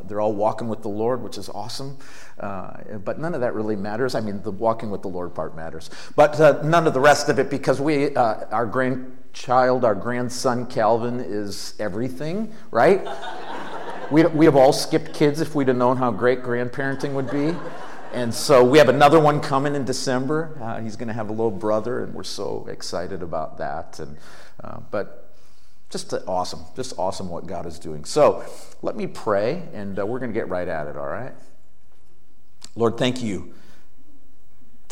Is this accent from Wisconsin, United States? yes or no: yes; Green Bay, Wisconsin, United States; moved away; I grew up in Green Bay